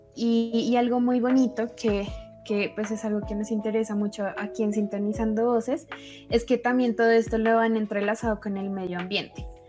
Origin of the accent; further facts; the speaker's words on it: Colombia; nosotros como colombianos